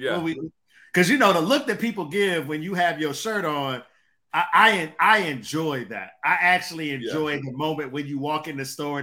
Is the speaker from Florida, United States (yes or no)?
no; Detroit, Michigan, United States; Y'all ain't grow up the life that I grew up in Detroit.